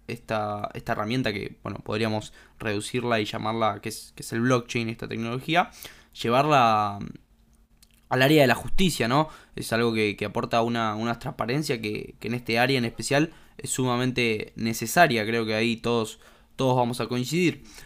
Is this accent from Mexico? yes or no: no; Argentina; como argentinos